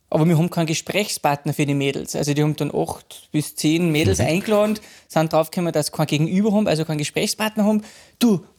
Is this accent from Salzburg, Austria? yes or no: yes; Eschenau, Salzburg, Austria; bin ich gebürtiger Pinzgauer. {S2} Ja. {S0} Äh, da bin ich aufgewachsen in einem kleinen Dorf, also äh, äh Ortsteil mit 400 Einwohnern.